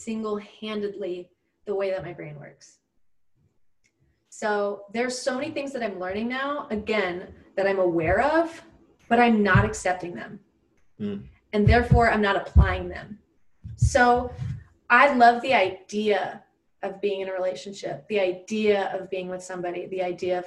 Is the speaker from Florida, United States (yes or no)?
yes; Gulf Coast of Florida, United States; moved away as an adult; also born or lived in Orlando, Florida; now in Los Angeles, United States; I'm from the Gulf Coast of Florida